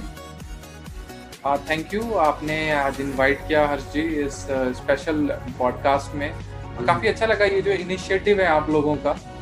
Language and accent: Hindi; Punjab, India; moved away as an adult; also born or lived in Madhubani, Bihar / Chandigarh; now in Delhi, India; बिहार से बिलोंग करता हूँ मधुबनी रीजन से और बच्चा ही था छोटा ही था उस टाइम पे पंजाब शिफ्ट हुए